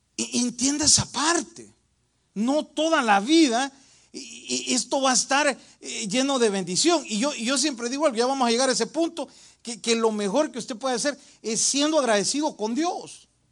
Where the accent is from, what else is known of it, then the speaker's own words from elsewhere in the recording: El Salvador; moved away; En mi país, El Salvador